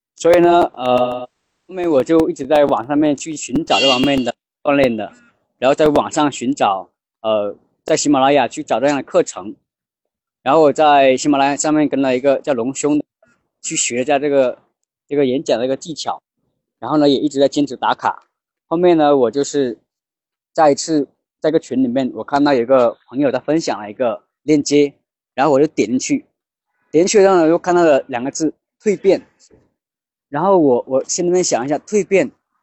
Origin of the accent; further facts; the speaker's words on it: Laibin, Guangxi, China; 我来自广西来宾，我的职业是一名发型师